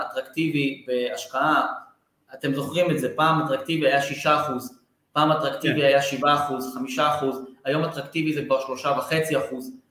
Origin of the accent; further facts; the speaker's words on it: Beersheba, Southern District, Israel; אני מבאר שבע